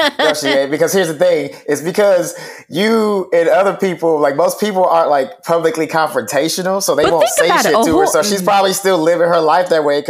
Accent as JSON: {"language": "English", "region": "Texas", "country": "United States", "said": "I'm from Texas. I just say y'all."}